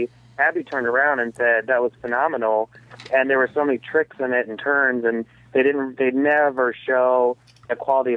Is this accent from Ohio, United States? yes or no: yes; Columbus, Ohio, United States; I'm from Columbus, Ohio.